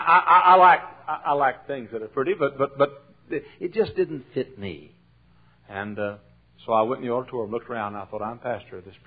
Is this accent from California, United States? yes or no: no; Texas, United States; moved away as an adult; now in Chicago area, United States; I'm a Texan. Texas born and Texas bred